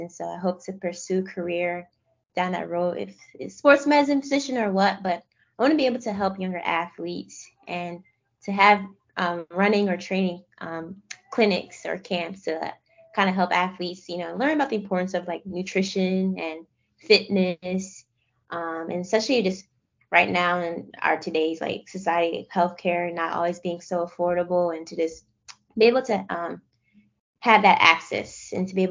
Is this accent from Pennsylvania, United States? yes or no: yes; Philadelphia, Pennsylvania, United States; moved away; also born or lived in Florida; I'm outskirts of West Philly